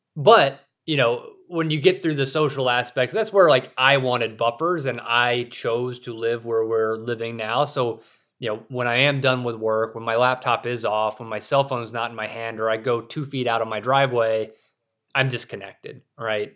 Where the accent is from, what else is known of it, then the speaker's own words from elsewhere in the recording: South Carolina, United States; moved away as an adult; also born or lived in Saudi Arabia / Russia; now in Idaho, United States; I grew up in South Carolina, a rural area